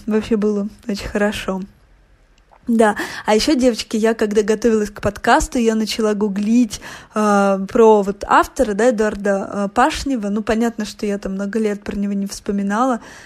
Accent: Voronezh, Voronezh Oblast, Russia; я росла в Воронеже

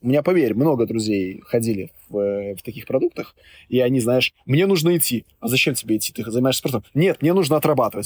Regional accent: Minsk, Belarus; я вот сам родом из Минска

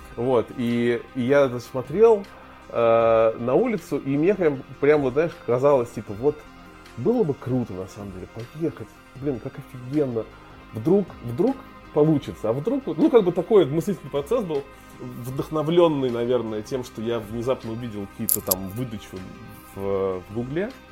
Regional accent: Tver, Tver Oblast, Russia; moved away; я вырос, вырос в Твери

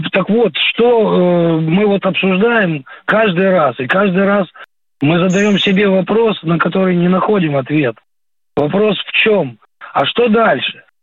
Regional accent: Belichi, Kyiv Oblast, Ukraine; born there; мы с женой мы с женой родом с Украины. Я родился в поселке Беличи. Следующая остановка электрички Ирпень. И следом дальше Буча.

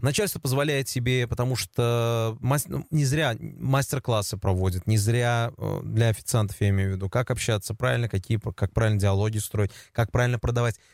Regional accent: Kazan, Tatarstan, Russia; я жил у себя роди с родителями в поселке Дербышки

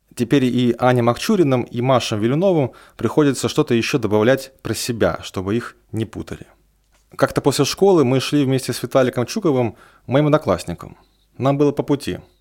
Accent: Yartsevo, Smolensk Oblast, Russia; now in Smolensk, Russia; Половину я прожил в Ярцеве, а половину в Смоленске. И вот вроде бы полжизни провел в Смоленске

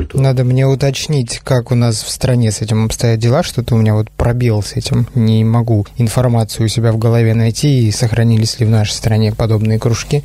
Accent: Chukotka Autonomous Okrug, Russia; Я рос на Чукотке

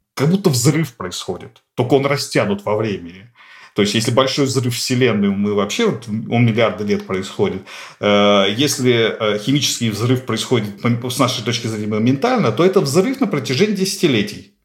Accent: Nizhny Novgorod, Nizhny Novgorod Oblast, Russia; Нижний Новгород, откуда я родом

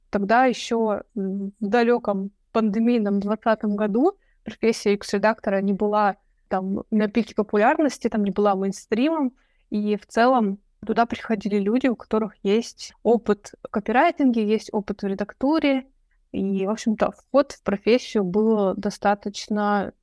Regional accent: Chelyabinsk, Chelyabinsk Oblast, Russia; moved away as an adult; now in Moscow, Russia; я сама из Челябинска

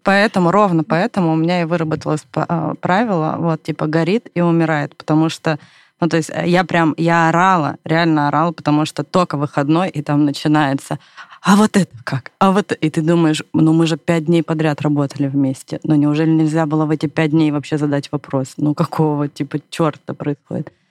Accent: Irkutsk, Irkutsk Oblast, Russia; moved away as an adult; now in Moscow, Russia; вокруг тебя много друзей, ну, там, в родном городе

